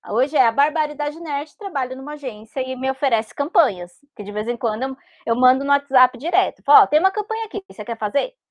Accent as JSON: {"language": "Portuguese", "country": "Brazil", "said": "a gente é brasileira"}